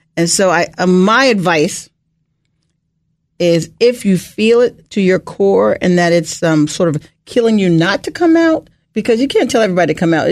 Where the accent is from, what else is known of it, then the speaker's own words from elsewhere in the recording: Bethesda, Maryland, United States; also born or lived in Ohio / Rockville, Maryland; I grew up in Bethesda, Maryland.